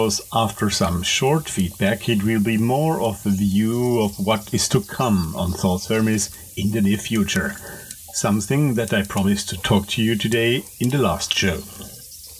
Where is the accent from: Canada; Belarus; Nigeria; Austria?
Austria; English is a second language; I am talking to you, as you might guess from my nice little accent, from Europe. More precisely from Austria, from a smallish town just a little outside of our capital, Vienna